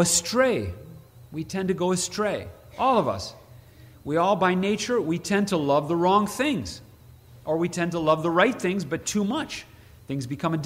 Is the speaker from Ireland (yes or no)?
no; Princeton, Illinois, United States; moved away; I'm from Princeton, Illinois, small town north central Illinois